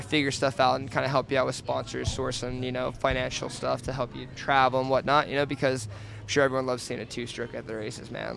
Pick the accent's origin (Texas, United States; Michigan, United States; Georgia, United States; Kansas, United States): Georgia, United States; now in Colorado, United States; I grew up like on the East Coast in Georgia.